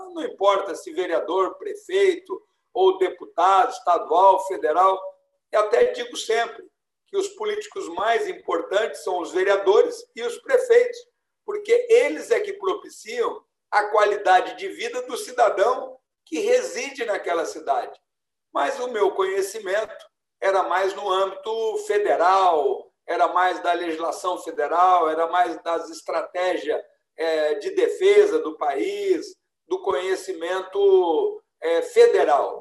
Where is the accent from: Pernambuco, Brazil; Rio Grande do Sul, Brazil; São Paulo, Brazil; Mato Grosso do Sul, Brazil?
São Paulo, Brazil; Ribeirão Preto; also born or lived in Viradouro / São Joaquim da Barra / Pitangueiras; nasci em Ribeirão Preto, o meu pai era funcionário público do estado de São Paulo